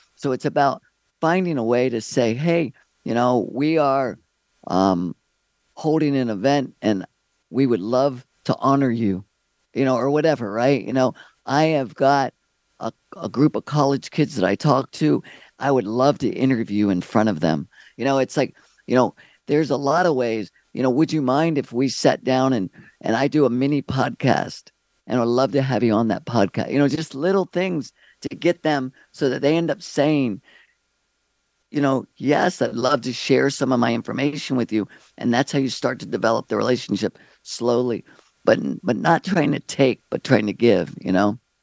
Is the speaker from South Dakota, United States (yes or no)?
no; Maryland, United States; moved away as an adult; also born or lived in California; I'm from Maryland